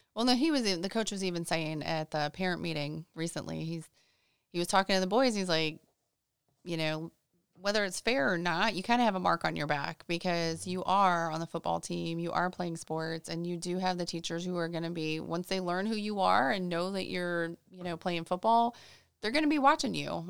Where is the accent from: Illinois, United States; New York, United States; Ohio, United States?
Illinois, United States; moved away as an adult; also born or lived in Saint Louis, Missouri / Houston, Texas; now in Orlando, United States; I was born in Saint Louis, and then we moved to Houston for about four years or so, and then up to Illinois, and that's pretty much where I grew up